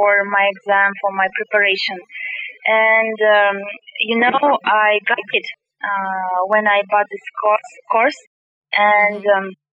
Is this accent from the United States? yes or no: no; Kazakhstan; English is a second language; I'm from Kazakhstan